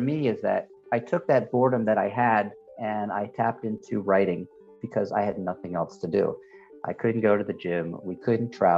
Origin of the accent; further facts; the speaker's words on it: United States; now in Europe; as an American, we kind of are becoming more and more isolated